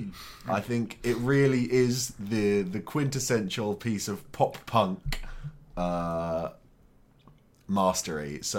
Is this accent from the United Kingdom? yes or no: yes; near Suffolk, East of England, United Kingdom; I'm almost from Suffolk.